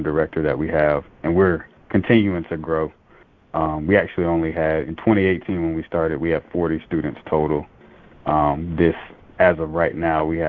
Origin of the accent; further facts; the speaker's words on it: Lake City, Florida, United States; also born or lived in Baton Rouge, Louisiana; now in Charlotte, United States; growing up in Lake City, so obviously Columbia High School